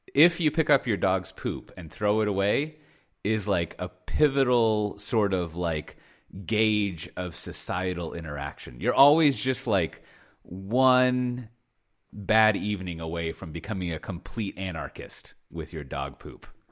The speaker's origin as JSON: {"language": "English", "country": "United States", "moved": "yes", "said": "I'm an American living here in the, uh, the sleepy, like, uh, village."}